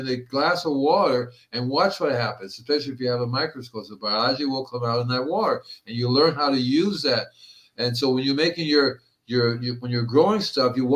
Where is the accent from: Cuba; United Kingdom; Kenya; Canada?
Cuba; moved away; also born or lived in Puerto Rico; I grew up in Cuba and Puerto Rico